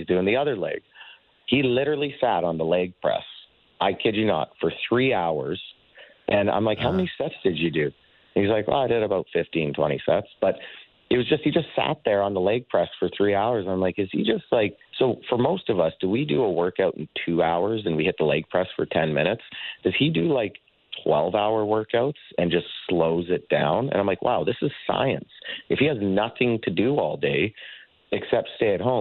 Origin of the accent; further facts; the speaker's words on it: Southern Alberta, Canada; growing up in Southern Alberta